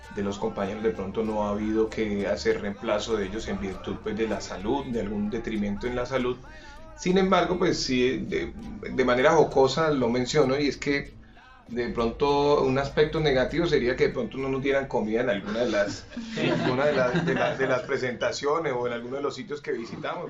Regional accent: Coffee Region, Colombia; Y del café, que es nuestra esencia, que es donde nosotros nacimos

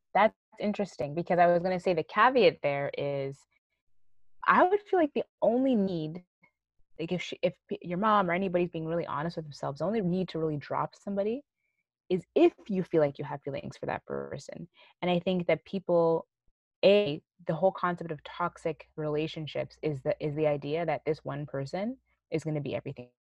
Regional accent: Canada; we grew up here in Canada

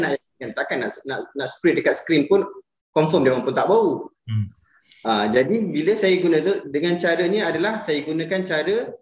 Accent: Terengganu, Malaysia; moved away; also born or lived in Puncak Alam, Selangor; saya asal Terengganu

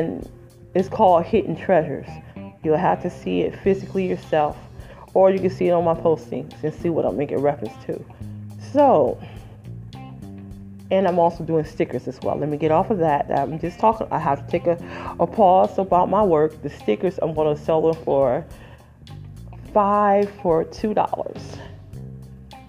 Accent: Detroit, Michigan, United States; I'm original from the Motor City, Detroit 313, raised in Moore and went to high school there at Denby Preparatory Technical High School

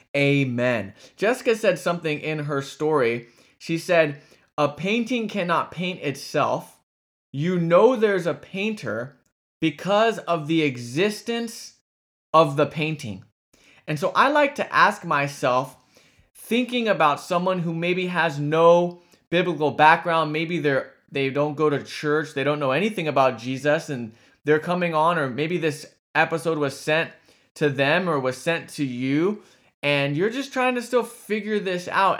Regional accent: California, United States; from California, my home state.

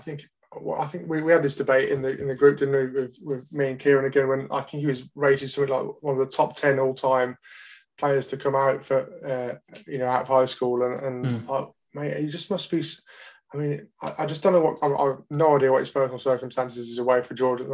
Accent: Birmingham, West Midlands, United Kingdom; I'm from Birmingham, not from Essex.

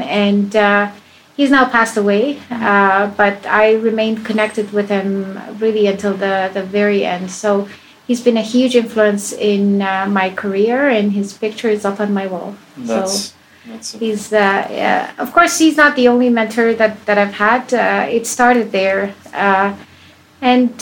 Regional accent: Spain; also born or lived in Iran; I was born in Iran. And I left that country as a child. I grew up in Spain.

